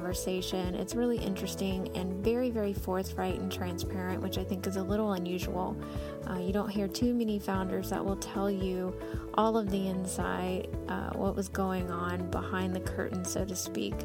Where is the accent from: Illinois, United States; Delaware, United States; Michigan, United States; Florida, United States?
Florida, United States; I'm from Florida